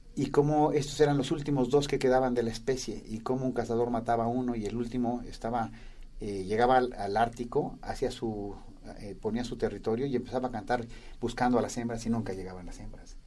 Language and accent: Spanish; Toluca, State of Mexico, Mexico; yo crecí en Toluca, cerca de la ciudad donde había una laguna